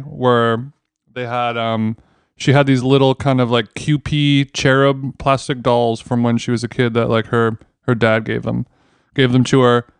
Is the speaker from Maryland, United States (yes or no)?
no; Orange County, California, United States; moved away as an adult; now in Los Angeles, United States; I grew up in Orange County, but, uh, I, I'm, I've been in L A my whole adult life.